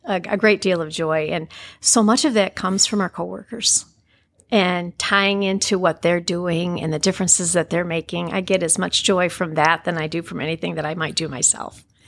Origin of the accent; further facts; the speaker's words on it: Jonesville, Michigan, United States; I grew up in Jonesville and had a wonderful life